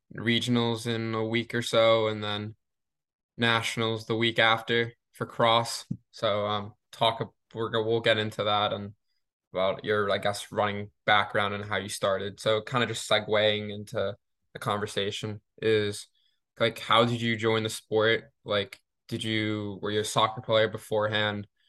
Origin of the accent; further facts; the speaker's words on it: Maine, United States; my home state of Maine